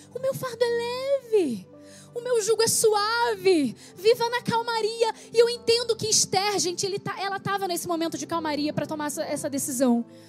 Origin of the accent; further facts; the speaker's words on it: Rio de Janeiro, Brazil; moved away; also born or lived in Petrópolis; eu vim para a cidade do Rio de Janeiro, que é a minha cidade natal, eu sou carioca